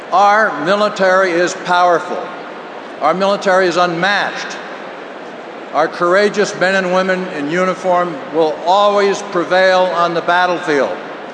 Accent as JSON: {"language": "English", "region": "West Virginia", "country": "United States", "said": "I'm from West Virginia, and I am proud of it"}